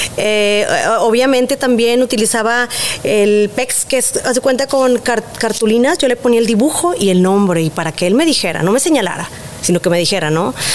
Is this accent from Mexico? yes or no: yes; Monterrey, Nuevo León, Mexico; como buena regia